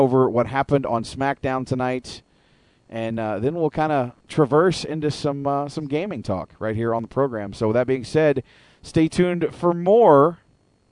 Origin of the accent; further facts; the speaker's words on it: Oklahoma, United States; moved away as an adult; now in Calgary, Canada; I'm an American. I'm actually from Oklahoma, but I've lived here in Calgary for about 6 years now